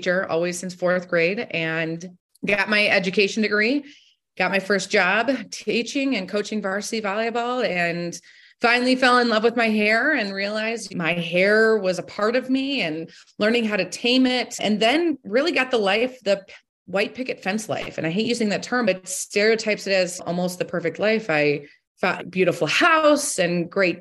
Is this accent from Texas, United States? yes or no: no; Toledo, Ohio, United States; I am from Toledo, Ohio. I was born and raised here, grew up in a very supportive household